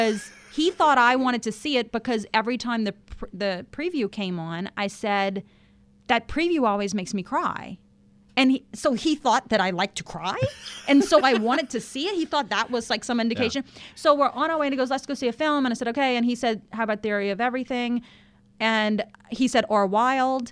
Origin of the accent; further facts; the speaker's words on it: Louisiana, United States; I'm from Louisiana